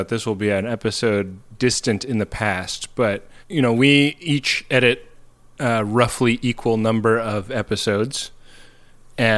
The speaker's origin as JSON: {"language": "English", "town": "Oakland", "region": "California", "country": "United States", "tie": "born or raised there", "moved": "yes", "lives_now": "Brooklyn, United States", "said": "I grew up in Oakland, California"}